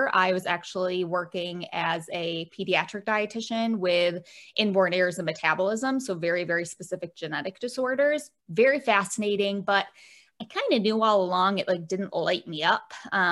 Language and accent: English; Michigan, United States; I'm from Michigan, shaped like a mitten.